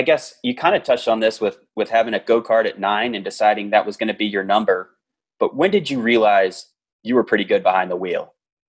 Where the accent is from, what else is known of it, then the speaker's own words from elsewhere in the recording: Virginia, United States; So we both grew up in Virginia. Our podcast is largely based in Virginia. Yeah, but different parts of the state. So like I grew up near Southside Speedway, RIR.